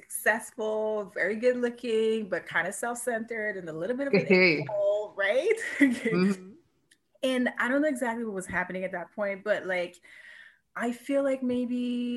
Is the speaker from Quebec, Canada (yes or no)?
yes; Montreal, Quebec, Canada; moved away as an adult; also born or lived in Vancouver; I was born and raised in Montreal